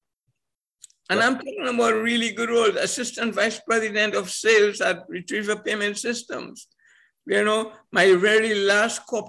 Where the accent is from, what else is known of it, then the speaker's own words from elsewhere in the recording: Trinidad & Tobago; I come from Trinidad Tobago, which when I was born, it was a colony of Britain